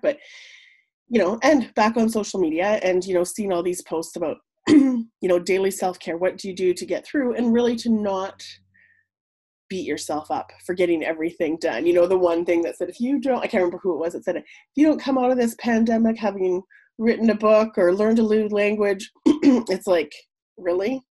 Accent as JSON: {"language": "English", "town": "Whitehorse", "region": "Yukon", "country": "Canada", "tie": "born or raised there", "lives_now": "Mayo, Canada", "said": "born and raised in Whitehorse, but I've been living in Mayo since 2003."}